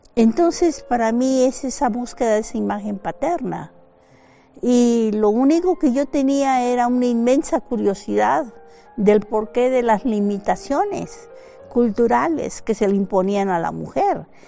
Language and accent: Spanish; Ciudad Madero, Tamaulipas, Mexico; moved away as an adult; also born or lived in France; Yo nací en Ciudad Madero, Tamaulipas, la capital petrolera de México